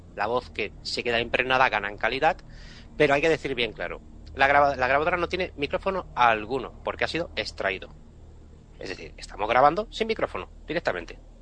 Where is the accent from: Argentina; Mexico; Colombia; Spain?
Spain; Catalonia; como catalán que soy